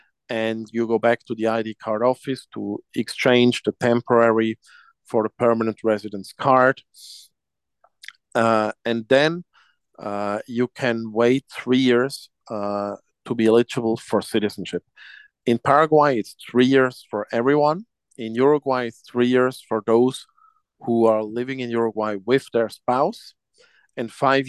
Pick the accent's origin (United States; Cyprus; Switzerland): Switzerland; That's correct.